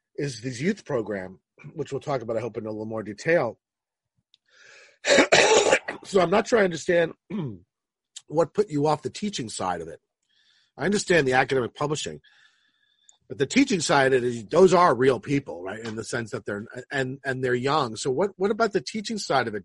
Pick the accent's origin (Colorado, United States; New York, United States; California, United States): New York, United States; Roslyn; also born or lived in Manhattan / Queens; I grew up in Roslyn